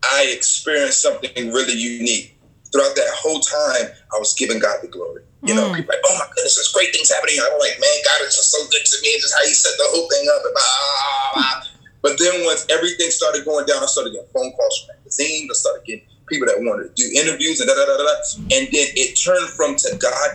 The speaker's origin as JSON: {"language": "English", "region": "New Jersey", "country": "United States", "tie": "born or raised there"}